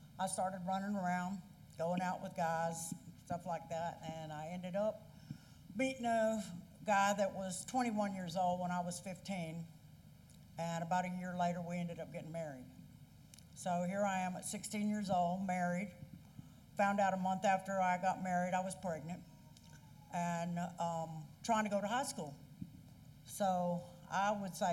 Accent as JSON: {"language": "English", "area": "Van Zandt County", "region": "Texas", "country": "United States", "tie": "born or raised there", "said": "I was raised in Corinth Baptist Church up in Van Zandt County. My family's been going to that church since it was started."}